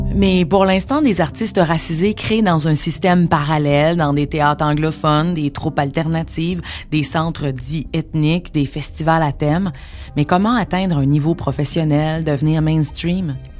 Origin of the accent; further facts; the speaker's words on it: Montreal, Quebec, Canada; je suis née à Montréal